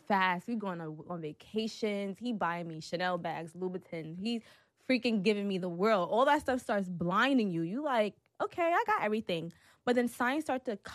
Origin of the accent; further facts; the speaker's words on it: New York City, New York, United States; now in Atlanta, United States; I'm from Brooklyn